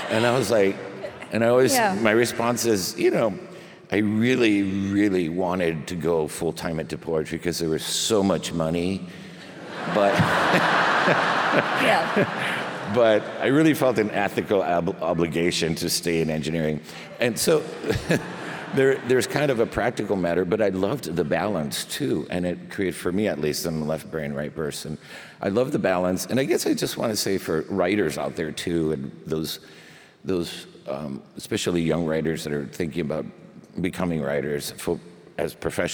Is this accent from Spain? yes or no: yes; Spain; born there; because I was born in Spain and they tack them all on.